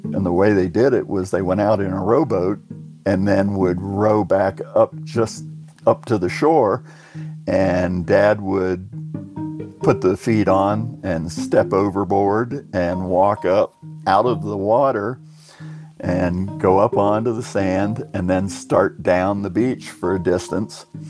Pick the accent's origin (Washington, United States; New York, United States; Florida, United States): Florida, United States; Clearwater; I'm from Clearwater, Florida. Spent uh, most all of my life there